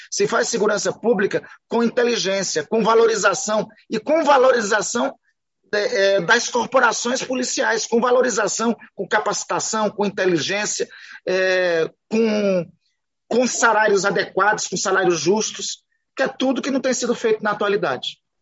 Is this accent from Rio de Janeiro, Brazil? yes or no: no; Amapá, Brazil; Eu sou do Amapá